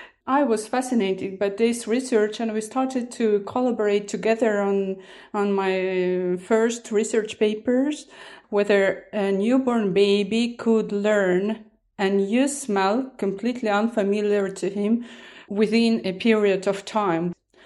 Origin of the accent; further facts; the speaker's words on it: Estonia; I'm originally from Estonia. I started my medical studies at Tartu University.